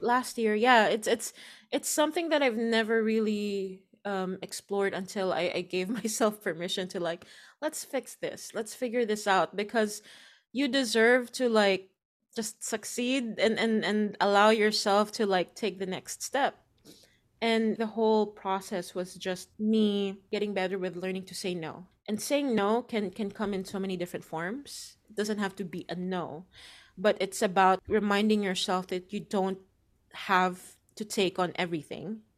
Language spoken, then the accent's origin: English; Philippines; moved away; my home country